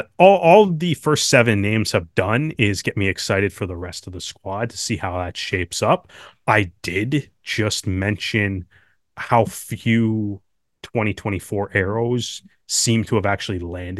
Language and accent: English; Canada; at least as a Canadian rugby fan.